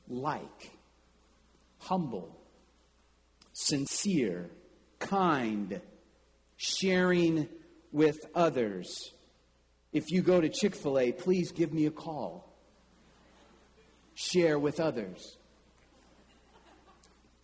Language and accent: English; Kansas City, United States; there was a bank in my hometown in Kansas City